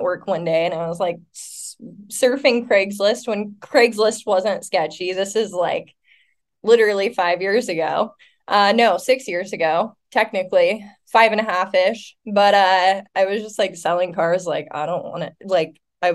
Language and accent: English; Elma, Washington, United States; moved away as an adult; also born or lived in Seattle, Washington; now in San Diego, United States; I'm originally from Elma, Washington, which is like population, like 3,500 people. I grew up on like a mini farm